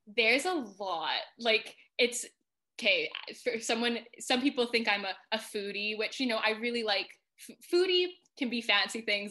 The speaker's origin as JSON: {"language": "English", "country": "Canada", "moved": "as an adult", "lives_now": "United Kingdom", "said": "I'm from Canada originally"}